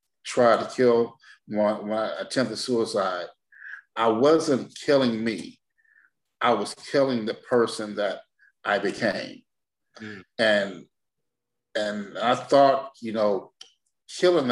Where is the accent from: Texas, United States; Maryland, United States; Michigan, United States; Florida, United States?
Michigan, United States; Detroit; I'm from Detroit, Michigan, born and raised.